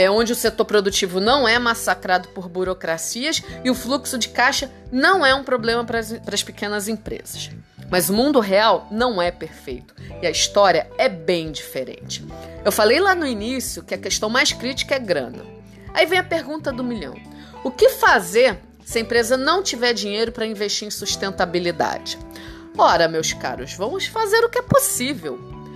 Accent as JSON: {"language": "Portuguese", "town": "Brasília", "region": "Federal District", "country": "Brazil", "accent": "carioca", "lives_now": "Rio de Janeiro, Brazil", "said": "eu não nasci no Rio de Janeiro. Eu sou de Brasília, só que é óbvio, eu moro aqui há um bom tempo, mas a verdade é que eu sempre falei como carioca."}